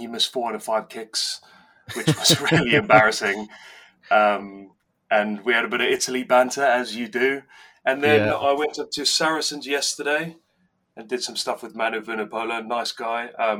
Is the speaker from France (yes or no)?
no; South Africa; now in Newton Abbot, United Kingdom; 1988, the year I was born. Now, so I got into rugby. I grew up in South Africa, and in South Africa, it's a rugby mad country.